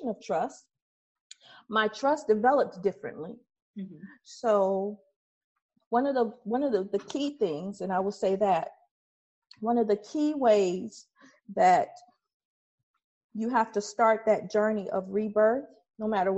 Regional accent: Detroit, Michigan, United States; also born or lived in Highland Park, Michigan; I grew up in Detroit and Highland Park, and I didn't grow up in the best parts of either one.

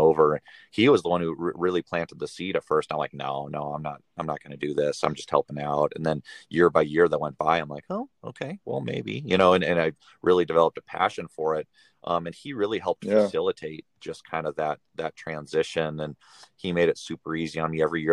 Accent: Scottsdale, Arizona, United States; also born or lived in San Diego, California; I was born and raised in Scottsdale

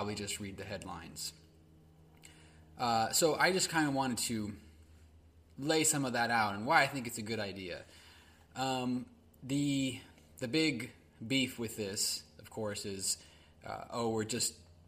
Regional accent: California, United States; my home state, California

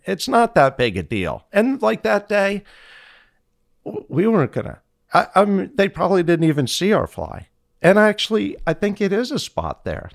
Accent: Fort Lauderdale, Florida, United States; I'm from Fort Lauderdale

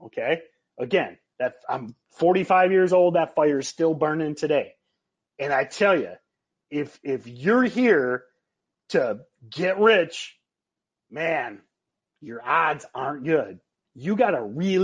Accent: Michigan, United States; I grew up in Michigan.

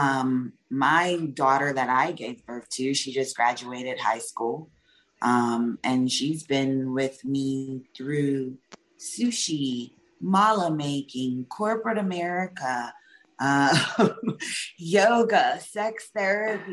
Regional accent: the South, United States; we are from the South

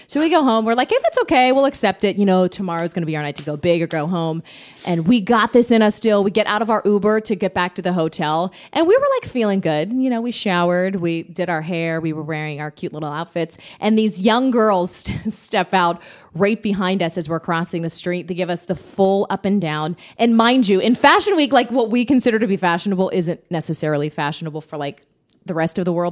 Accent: Pittsburgh, Pennsylvania, United States; moved away as an adult; now in Orlando, United States; I'm from Pittsburgh, went to school there, went to Carnegie Mellon, worked there for six years

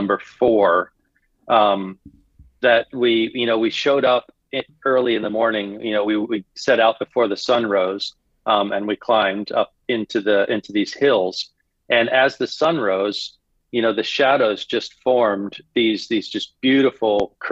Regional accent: Florida, United States; moved away as an adult; now in Bangkok, Thailand; growing up in Florida, living in Thailand

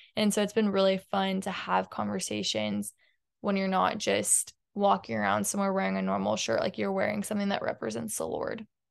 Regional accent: Houston, Texas, United States; I grew up in Houston my whole life

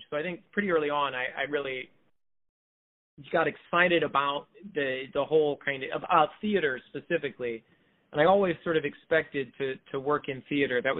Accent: Mount Vernon, Iowa, United States; born or raised there; now in Brooklyn, United States

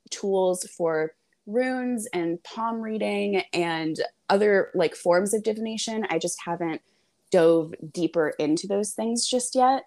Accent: Hawaii, United States; I grew up in Hawaii

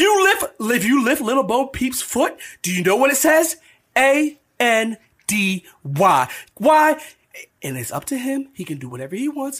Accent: Parkersburg, West Virginia, United States; we're from Parkersburg, so maybe we're, we're, you know a couple hours from Huntington

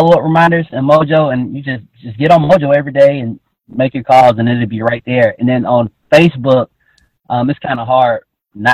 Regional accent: Atlanta, Georgia, United States; I'm 25. I grew up in Atlanta, Georgia, in a neighborhood called Joyland

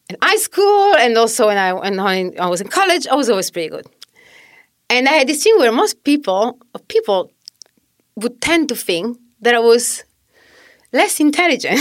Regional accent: Southern Italy, Italy; English is a second language; moved away as an adult; also born or lived in Australia; now in New York City, United States; I'm originally from Italy.

